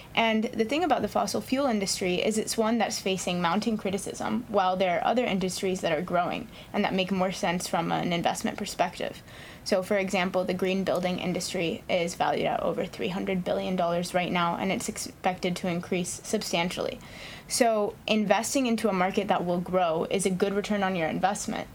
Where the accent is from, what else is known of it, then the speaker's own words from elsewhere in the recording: Hawaii, United States; moved away as an adult; also born or lived in East Coast; I grew up here in Hawaii